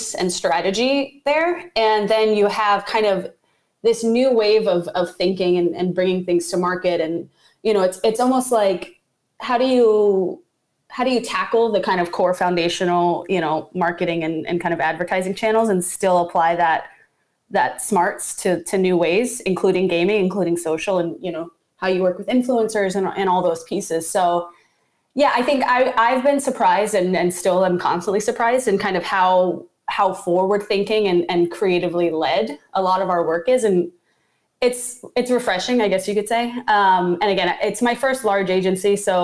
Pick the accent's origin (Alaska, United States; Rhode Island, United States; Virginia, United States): Virginia, United States; Richmond; moved away; also born or lived in New York / Oceanside, California; I was born and raised in Richmond, Virginia, which is kind of like a small city in the South.